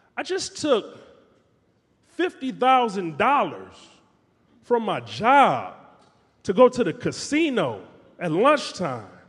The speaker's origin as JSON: {"language": "English", "town": "Detroit", "region": "Michigan", "country": "United States", "tie": "born or raised there", "said": "We would flip quarters at the lunch table in high school in Detroit"}